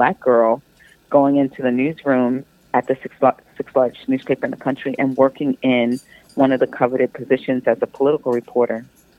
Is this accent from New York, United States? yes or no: yes; Long Island, New York, United States; I grew up in Long Island, New York